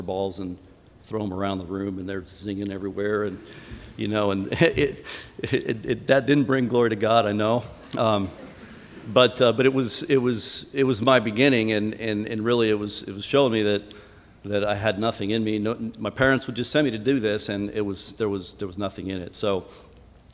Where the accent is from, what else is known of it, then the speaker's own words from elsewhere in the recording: Colorado, United States; moved away; I was born and raised in Colorado in a non-Christian home